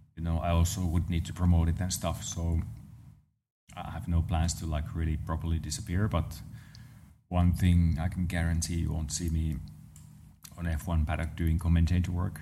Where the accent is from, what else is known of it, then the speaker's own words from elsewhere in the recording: Lahti, Päijät-Häme, Finland; around my hometown, there's those roads that are just meant to be driven, uh, fast. Um, so nice. So around Lahti area in, in Finland